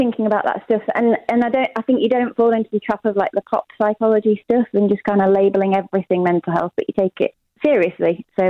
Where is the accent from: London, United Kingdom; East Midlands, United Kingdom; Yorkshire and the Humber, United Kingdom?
East Midlands, United Kingdom; Loughborough